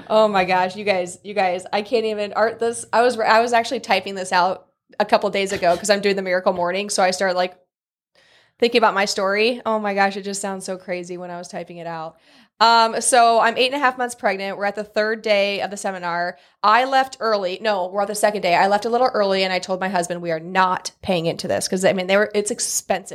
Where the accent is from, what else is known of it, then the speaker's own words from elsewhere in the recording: Newman Grove, Nebraska, United States; moved away as an adult; now in Columbus, United States; so I'm from a small town. It's called Newman Grove, so not Columbus. I'm not originally from Columbus, uh, town of six hundred people.